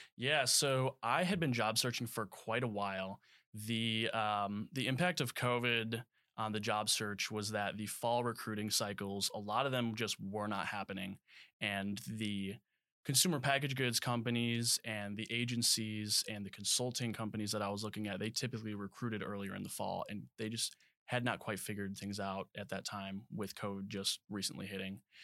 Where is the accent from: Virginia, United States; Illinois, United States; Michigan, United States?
Illinois, United States; Crystal Lake; moved away as an adult; also born or lived in Alabama; I came out of Crystal Lake, Illinois. Um, and so I grew up there all throughout high school